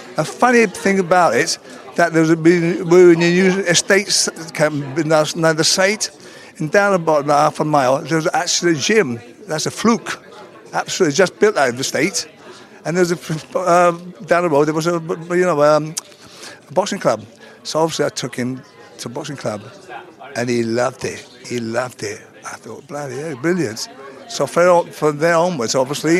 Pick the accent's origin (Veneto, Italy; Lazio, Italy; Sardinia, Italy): Sardinia, Italy; moved away; also born or lived in Bedford; I'm from Sardinia